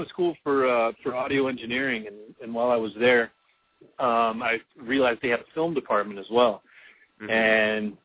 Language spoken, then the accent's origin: English; Orlando, Florida, United States; I'm from Orlando